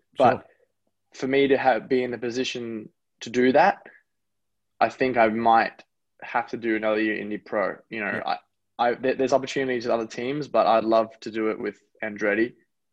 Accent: Gold Coast, Queensland, Australia; moved away as an adult; also born or lived in New Zealand; now in United States; I'm really proud to have grown up in Australia, and I'm really proud to be born in America

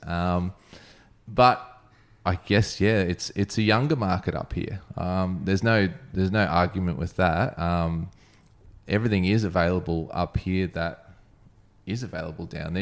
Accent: Brisbane, Queensland, Australia; now in Sunshine Coast, Australia; I grew up in Brisbane, when I came to the Sunshine Coast

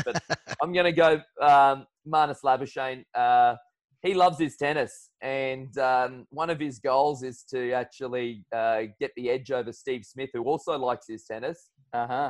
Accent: Brisbane, Queensland, Australia; I'm finding myself back home in Brisbane. So uh, still the best city going around. I'm a big Brisbaneite. I'm a big fan of being a Queenslander.

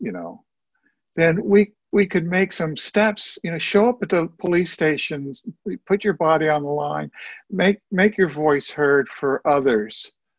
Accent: Cincinnati, Ohio, United States; moved away; also born or lived in Columbus, Ohio; I was born in Cincinnati. I know Ohio.

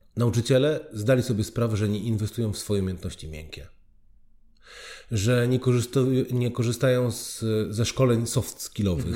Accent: Oświęcim, Lesser Poland, Poland; pochodzę z Oświęcimia

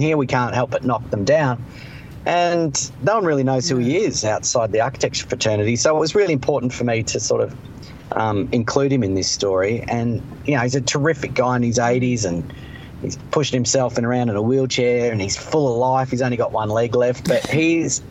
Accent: Melbourne, Victoria, Australia; As a kid growing up in Melbourne

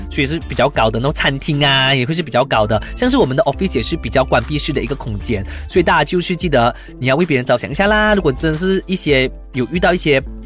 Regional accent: Malaysia; 其实我马来西亚人

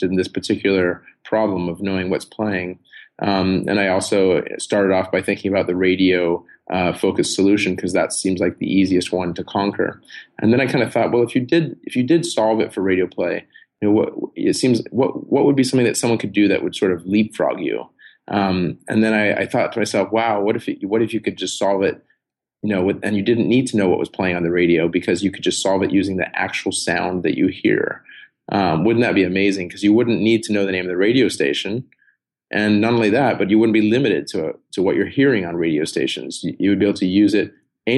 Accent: San Diego, California, United States; born or raised there

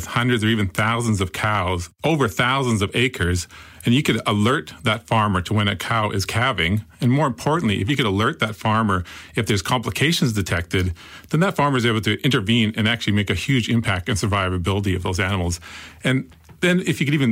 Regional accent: Canada; moved away as an adult; now in Australia; You can probably tell from the accent. I was raised in Canada on a farm.

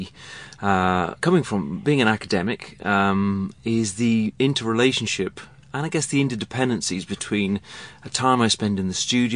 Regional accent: England, United Kingdom; moved away as an adult; now in Melbourne, Australia; when I grew up in England where there were only two television channels

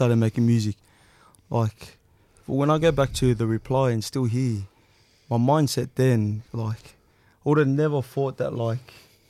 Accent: Sydney, New South Wales, Australia; I grew up in Granville. And everyone kind of just knew each other as we were growing up.

